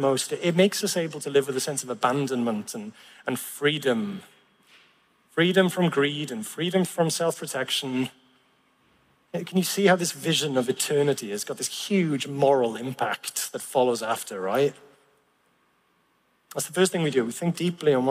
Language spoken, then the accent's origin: English; Llanelli, Wales, United Kingdom; I grew up in Llanelli